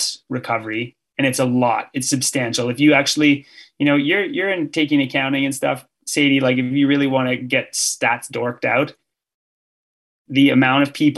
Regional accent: Canada; as a Canadian

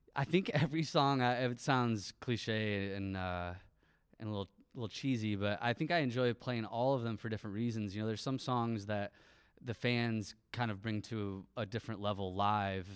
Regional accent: St. Johns, Michigan, United States; moved away; also born or lived in Lansing; I grew up in Saint John's, uh, which maybe some people know of, but it's a little town tucked away, like, fifteen minutes from here

